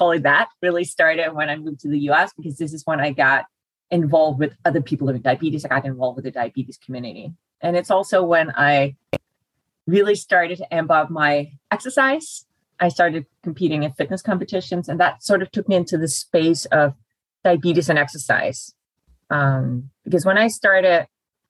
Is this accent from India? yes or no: no; Denmark; moved away as an adult; now in United States; I'm born and raised in Denmark